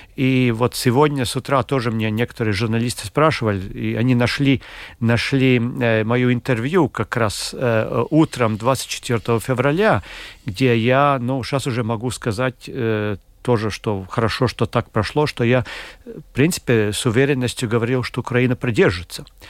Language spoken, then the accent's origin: Russian; Latvia; мы из, там, из Латвии